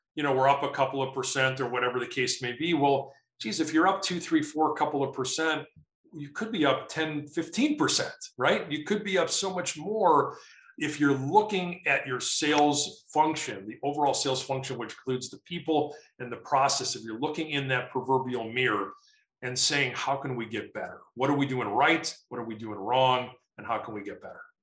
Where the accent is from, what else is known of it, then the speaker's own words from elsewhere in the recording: Chicago, Illinois, United States; now in Colorado, United States; I'm from Chicago originally